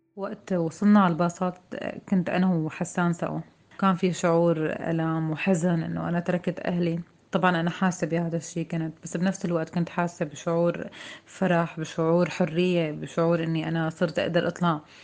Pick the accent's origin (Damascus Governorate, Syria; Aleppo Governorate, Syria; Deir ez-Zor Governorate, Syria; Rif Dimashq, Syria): Rif Dimashq, Syria; Harasta; moved away as an adult; من الغوطة الشرقية من مدينة حرستة